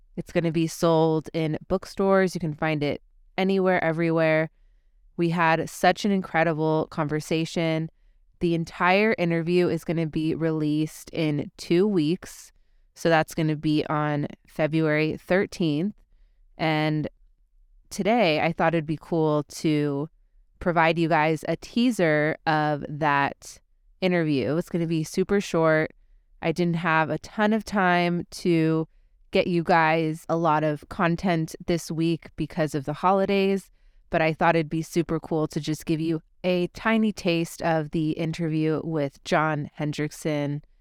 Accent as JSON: {"language": "English", "town": "Burbank", "region": "California", "country": "United States", "tie": "born or raised there", "said": "I am recording from my hometown, Burbank, California"}